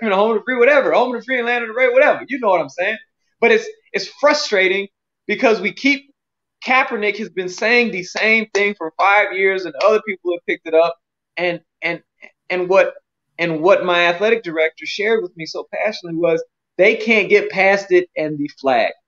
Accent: United States; I'm an American

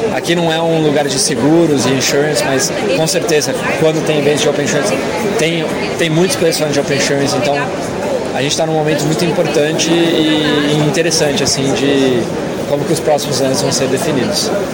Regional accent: Campinas, São Paulo, Brazil; moved away as an adult; also born or lived in United States / China; eu sou de Campinas, né? Cresci lá

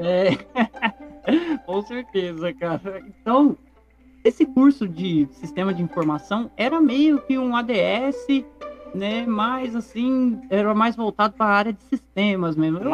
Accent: Garça, São Paulo, Brazil; Eu sou da cidade de Garça, que fica no interior do estado de São Paulo

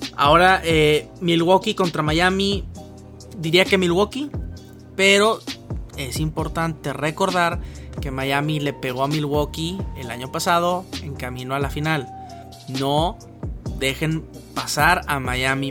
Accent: Mexico; como consumidores mexicanos

